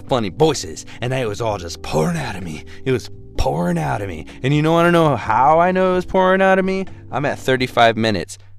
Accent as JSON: {"language": "English", "region": "Texas", "country": "United States", "tie": "born or raised there", "also_born_or_lived": "Austin, Texas", "moved": "as an adult", "said": "Ended up deciding to go back to my hometown"}